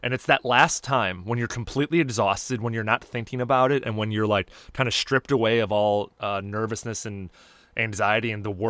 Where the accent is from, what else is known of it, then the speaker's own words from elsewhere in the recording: Los Angeles, California, United States; I tell people I'm from LA, but I'm from the Valley